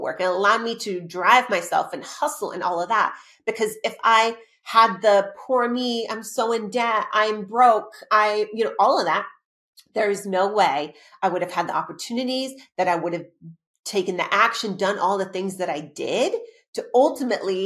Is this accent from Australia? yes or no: yes; Australia; also born or lived in Arizona; now in Los Angeles, United States; I am the child of immigrant parents that literally, I was born in Australia.